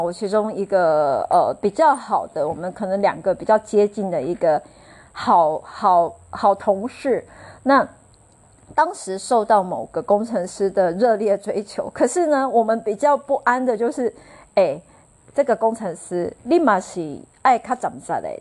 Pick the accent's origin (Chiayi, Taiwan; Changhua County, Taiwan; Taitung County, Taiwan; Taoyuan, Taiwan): Chiayi, Taiwan; 因为我当时就是小时候是住在嘉义